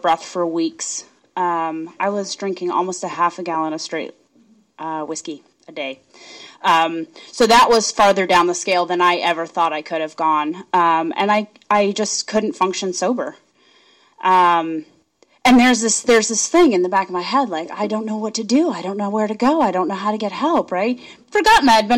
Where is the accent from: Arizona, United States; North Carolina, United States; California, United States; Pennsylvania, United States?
Arizona, United States; I'm from Arizona